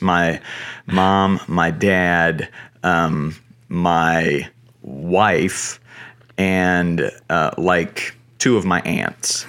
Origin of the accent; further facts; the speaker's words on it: Asheboro, North Carolina, United States; I grew up in North Carolina, small one-horse town, uh, called Ashboro